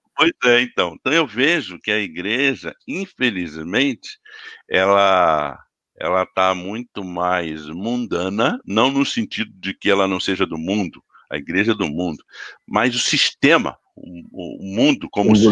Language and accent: Portuguese; Teresópolis, Rio de Janeiro, Brazil; lá em Teresópolis, na cidade onde eu cresci